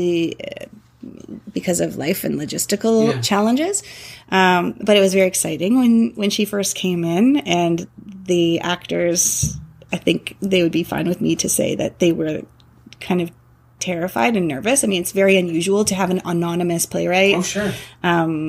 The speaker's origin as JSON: {"language": "English", "town": "Toronto", "region": "Ontario", "country": "Canada", "tie": "born or raised there", "also_born_or_lived": "British Columbia", "moved": "as an adult", "said": "I grew up in Toronto"}